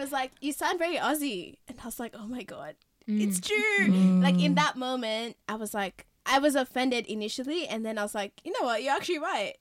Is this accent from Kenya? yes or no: yes; Kenya; moved away; I've been raised in Kenya all my life